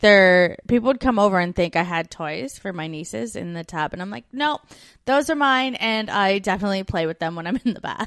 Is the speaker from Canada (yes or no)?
yes; Canada; moved away as an adult; We're two Canadian expats now living in Australia in the U K